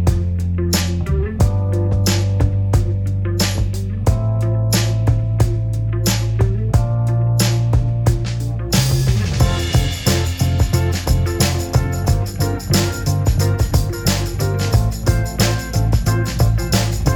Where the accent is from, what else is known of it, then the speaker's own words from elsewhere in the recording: East Texas, United States; now in Dallas, United States; growing up in East Texas